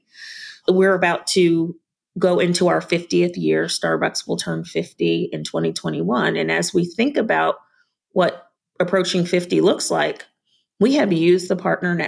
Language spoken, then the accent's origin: English; Long Island, New York, United States; moved away; I'm a New Yorker. I think I mentioned earlier on the phone that I'm from Long Island, and so a lot of my family members still live in New York